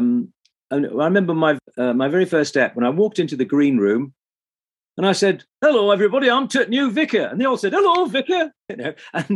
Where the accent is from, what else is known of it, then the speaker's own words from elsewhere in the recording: Teesside, North East England, United Kingdom; accent: Teesside; my home accent, I'm actually from Teesside, which is Northeast Yorkshire.